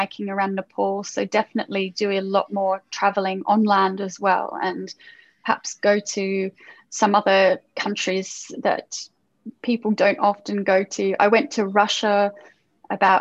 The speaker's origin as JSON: {"language": "English", "country": "Australia", "moved": "yes", "lives_now": "London, United Kingdom", "said": "I'm from Australia. So I would have to go back to Australia and see all my family"}